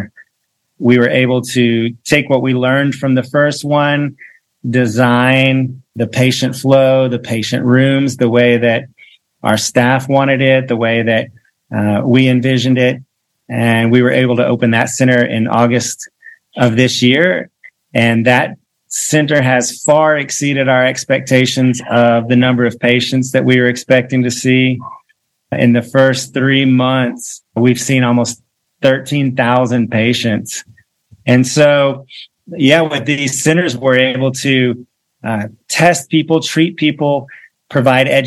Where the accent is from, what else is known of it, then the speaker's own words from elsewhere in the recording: Texas, United States; moved away as an adult; now in Uganda; we're originally from Texas.